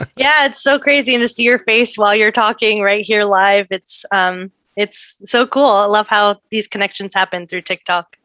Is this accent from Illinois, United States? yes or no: no; San Diego, California, United States; now in Brooklyn, United States; I was born in San Diego